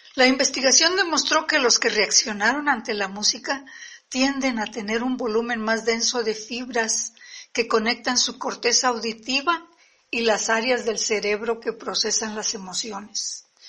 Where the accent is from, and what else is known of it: Mexico; also born or lived in San Luis Potosí, Mexico